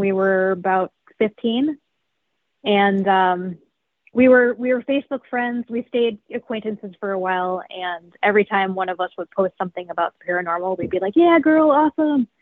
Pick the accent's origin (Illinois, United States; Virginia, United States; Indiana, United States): Illinois, United States; Chicago suburbs; Yeah, I've always lived in the Chicago suburbs. Yep, I grew up in an old house